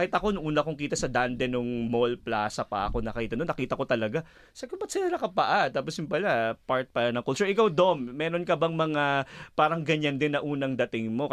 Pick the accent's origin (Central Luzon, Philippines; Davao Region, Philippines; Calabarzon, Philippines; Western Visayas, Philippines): Calabarzon, Philippines; Antipolo; moved away as an adult; now in Australia; from Antipolo, Rizal.